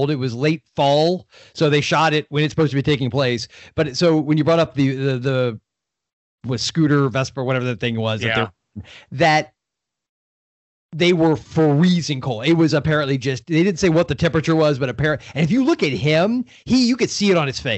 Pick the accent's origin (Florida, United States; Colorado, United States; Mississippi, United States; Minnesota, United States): Florida, United States; I'm from Florida